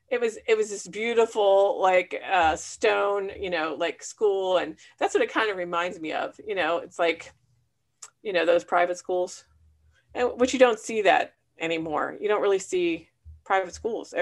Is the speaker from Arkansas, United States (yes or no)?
no; Punxsutawney, Pennsylvania, United States; I was from Punxsutawney